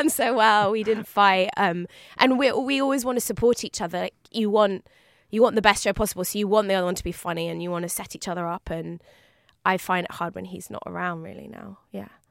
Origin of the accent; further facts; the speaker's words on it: London, United Kingdom; I'm a Londoner